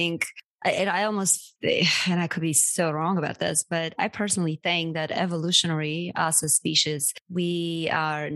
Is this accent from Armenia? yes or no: yes; Armenia; now in United States